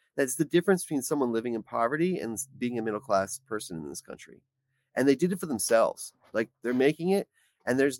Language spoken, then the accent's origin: English; Pittsburgh, Pennsylvania, United States; moved away as an adult; now in Washington, D.C., United States; I was born in Pittsburgh, Pennsylvania, where I graduated high school from Taylor Alderdice.